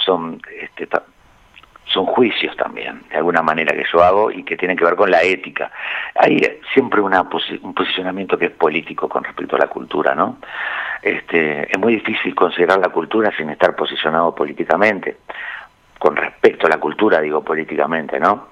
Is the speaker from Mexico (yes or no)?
no; Montevideo, Uruguay